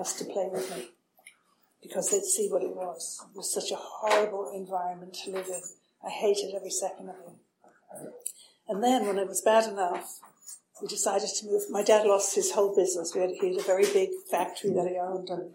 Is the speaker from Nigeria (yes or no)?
no; Dublin, Leinster, Ireland; now in United States; I'm Irish. I was born in Dublin in Ireland